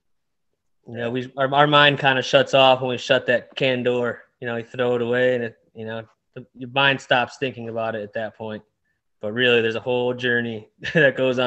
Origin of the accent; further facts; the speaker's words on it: Downriver, Detroit area, Michigan, United States; also born or lived in Dearborn, Michigan; Grew up downriver. It's like 10 minutes south of Detroit.